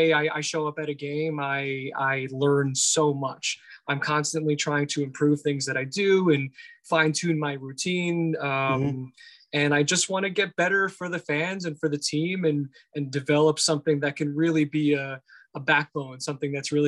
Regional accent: Teaneck, New Jersey, United States; also born or lived in Florida; I was born in Teaneck at Holy Name Hospital. And I believe when I was 4 years old, my family picked up and we moved to Florida for about 3 years

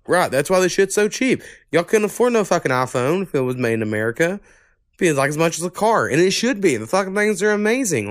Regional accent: the South, United States; accent: Southern; I've noticed how, like, Southern we sound

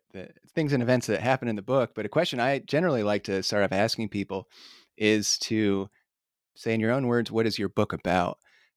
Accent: Indiana, United States; born there; So like I was born in Miami County in Indiana. There's Tecumseh Middle School in Lafayette. There's William Henry Harrison High School.

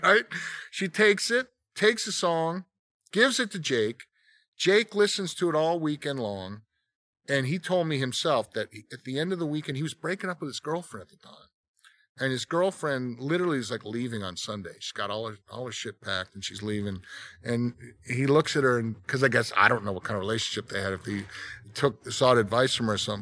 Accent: Monmouth County, New Jersey, United States; moved away; where I grew up in Jersey, it's Monmouth County, which is where Springsteen's from

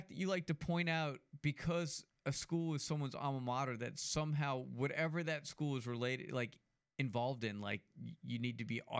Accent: New York, United States; also born or lived in Pensacola, Florida / New Jersey; now in Mobile, United States; that's after I moved here from Pensacola. But I'm from New York

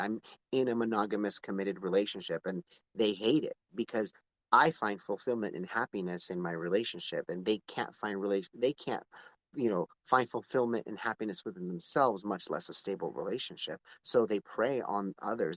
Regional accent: Palmdale, California, United States; I'm from Palmdale

